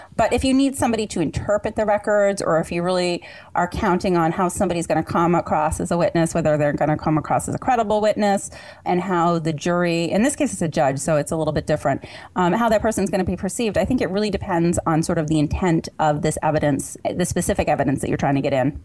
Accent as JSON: {"language": "English", "region": "Vermont", "country": "United States", "tie": "born or raised there", "said": "I grew up in Vermont"}